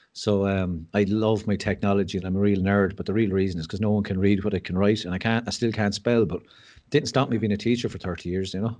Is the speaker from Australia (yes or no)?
no; Mullingar, Leinster, Ireland; also born or lived in West Wicklow; we grew up in Mullingar and my parents moved to West Wicklow